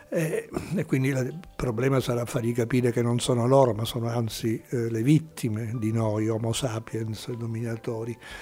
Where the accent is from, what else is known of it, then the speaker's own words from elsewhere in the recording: Sicily, Italy; Io poi da siciliano